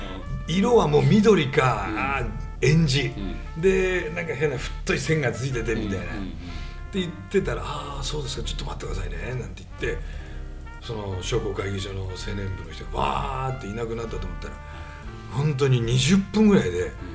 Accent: Niigata, Japan; 僕ら新潟です

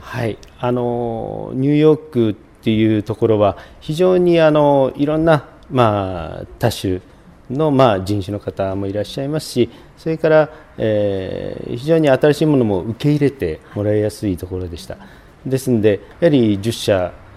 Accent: Fukuoka, Japan; そこで生まれ育ちましたんで

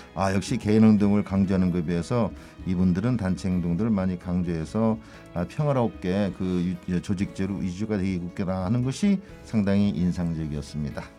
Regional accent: Hongseong, South Chungcheong, South Korea; moved away as an adult; also born or lived in Tokyo, Japan; now in Fukuoka, Japan; 저는 대한민국 충청남도 홍성 출생이고요

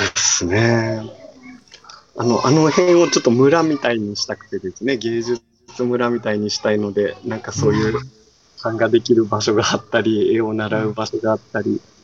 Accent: Itoshima, Fukuoka, Japan; もうずっと自分の地元なんで

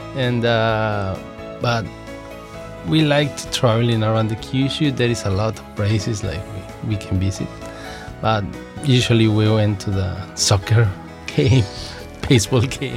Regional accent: Mexico; moved away as an adult; also born or lived in Yokohama, Japan; now in Fukuoka, Japan; So, I'm from Mexico. I'm living in Fukuoka.

